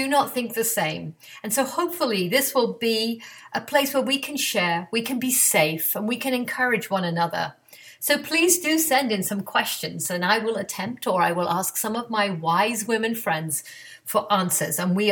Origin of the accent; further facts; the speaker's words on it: England, United Kingdom; now in Atlanta, United States; I grew up in England